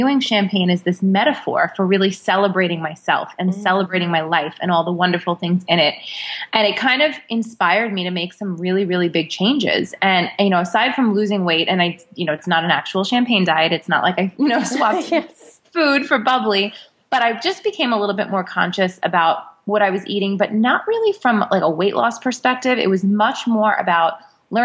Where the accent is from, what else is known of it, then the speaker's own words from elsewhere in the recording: New York, United States; I am a New Yorker